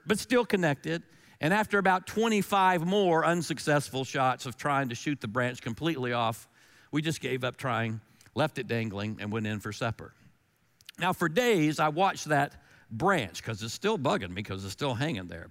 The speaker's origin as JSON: {"language": "English", "region": "North Carolina", "country": "United States", "said": "I'm from North Carolina"}